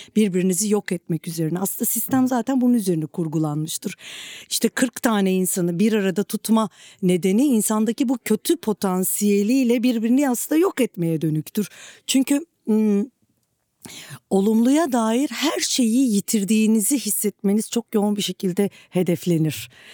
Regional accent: Turkey; Politik çalkantıların çok yoğun olduğu bir coğrafyada e, doğup büyüdüm ve e, benim gibi bir, e, Türkiye topraklarında e, savaşın çok yoğun olduğu bir yerde

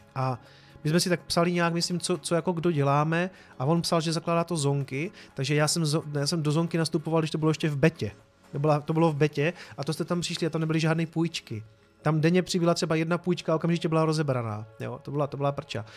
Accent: Czechia

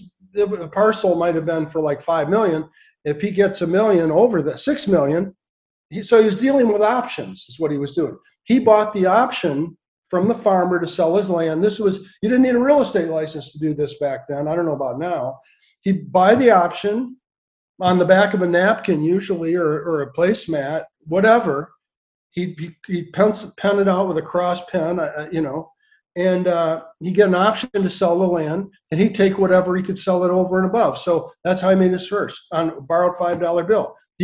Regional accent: Lansing, Michigan, United States; I grew up in Lansing, Michigan, capital of Michigan.

